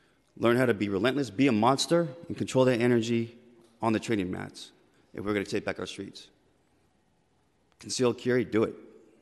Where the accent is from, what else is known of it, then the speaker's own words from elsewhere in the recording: San Francisco, California, United States; born and raised here in the city, my wife